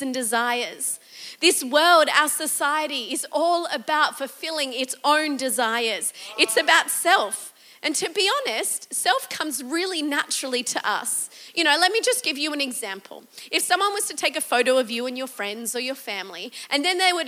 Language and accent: English; Australia; as an Australian